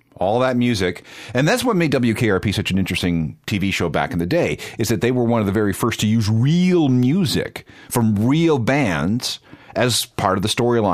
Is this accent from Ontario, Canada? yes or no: no; Winnipeg, Manitoba, Canada; I used to listen to him when I was growing up in Winnipeg. He was on CFRW.